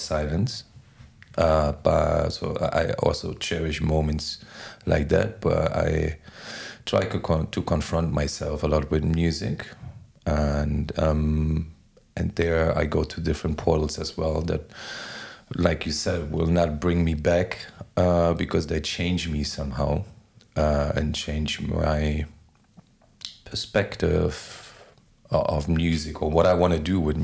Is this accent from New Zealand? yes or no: no; Berlin, Germany; English is a second language; moved away as an adult; also born or lived in Bahia, Brazil; now in Lisbon, Portugal; I was in Berlin already, and I grew up on the east side of Berlin, behind the wall